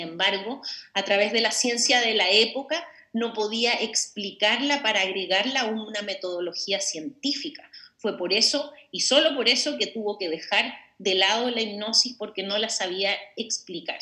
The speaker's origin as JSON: {"language": "Spanish", "country": "Chile", "moved": "as an adult", "lives_now": "Mexico", "said": "yo como bien dijiste soy una chilena, pero soy del mundo, de hecho vivo en México hace 10 años"}